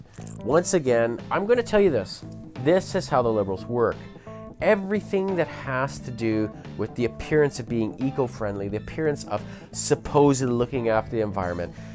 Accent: Canada; I am just an average Canadian

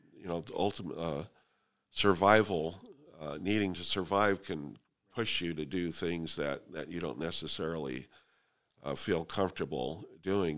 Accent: Fresno, California, United States; also born or lived in Sanger, California; I was born and raised in Fresno, Southeast Fresno

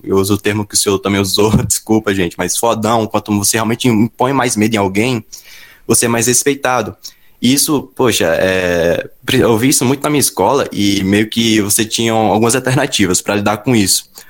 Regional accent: Bahia, Brazil; lá na minha região, a Bahia

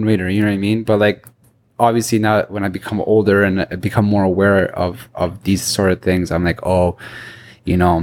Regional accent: Toronto, Ontario, Canada; I'm definitely from Toronto

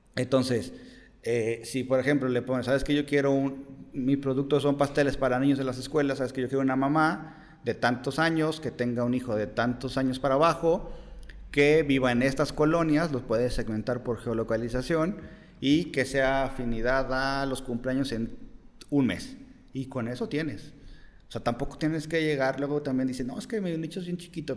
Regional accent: Mexico; nos da miedo como mexicanos

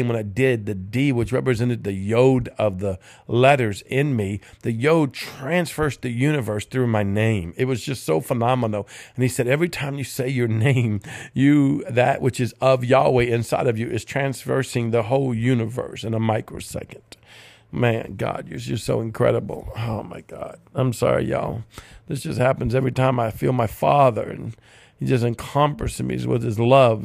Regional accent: Cajun, Louisiana, United States; I'm Cajun

